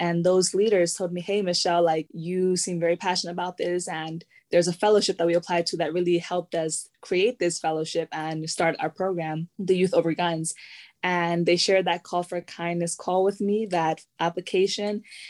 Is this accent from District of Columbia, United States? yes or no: yes; Washington, District of Columbia, United States; I'm a Salvadoreña from Washington, D.C.